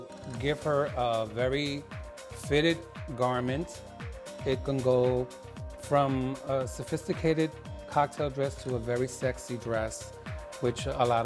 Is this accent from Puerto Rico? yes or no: yes; Puerto Rico; now in Chicago, United States; I'm from Puerto Rico, that's a very big influence.